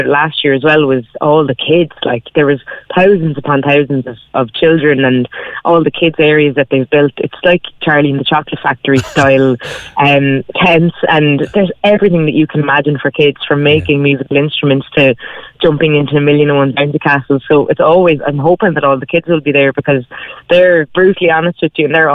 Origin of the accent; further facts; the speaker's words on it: Whitechurch, County Cork, Ireland; I grew up just outside Blarney in Whitechurch